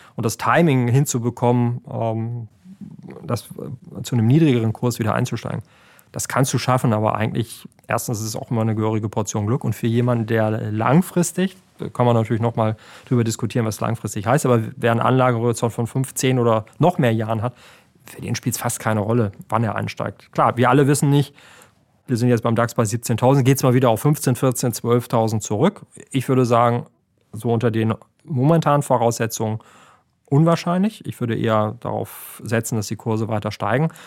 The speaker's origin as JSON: {"language": "German", "country": "Germany", "said": "bei uns in Deutschland"}